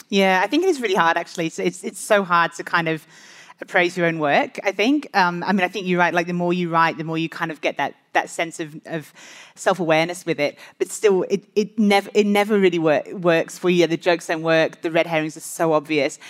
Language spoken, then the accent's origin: English; Australia; I'm an Australian author of five Australian mystery novels